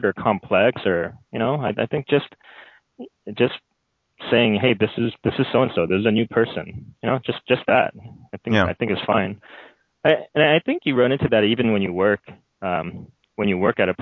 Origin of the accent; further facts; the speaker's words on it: United States; moved away as an adult; also born or lived in Korea (ancestry); now in China; I'm an American, but ethnically I'm Korean